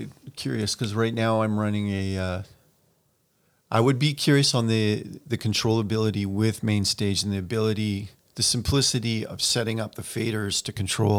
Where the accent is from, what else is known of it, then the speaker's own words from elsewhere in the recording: Campbell River, British Columbia, Canada; I grew up in Campbell River.